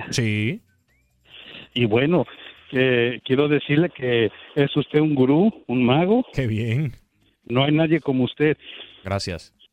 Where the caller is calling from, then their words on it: Florida, United States; Hola, pregunta Buenos días. … de Florida.